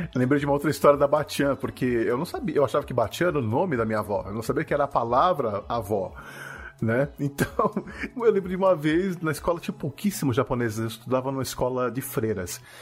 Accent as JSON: {"language": "Portuguese", "country": "Brazil", "also_born_or_lived": "Japan", "said": "lá no Japão me chamavam de brasileiro"}